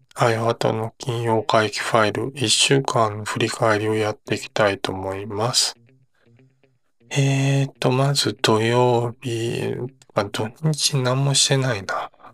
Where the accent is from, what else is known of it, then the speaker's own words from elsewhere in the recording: Osaka, Japan; 自分大阪出身なので